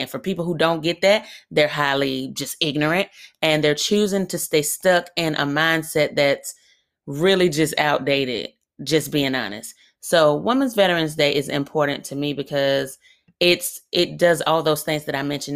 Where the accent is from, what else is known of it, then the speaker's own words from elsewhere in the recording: Birmingham, Alabama, United States; I'm from really up the street from where I currently live, so I'm from Birmingham, Alabama.